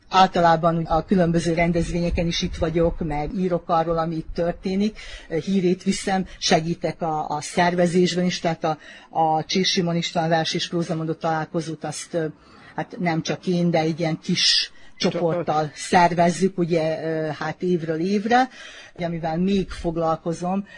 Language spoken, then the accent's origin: Hungarian; Vojvodina, Serbia; visszakerültem ide a, a szülőhelyemnek a közelébe, mert jó, hát 5 kilométerre lakom innen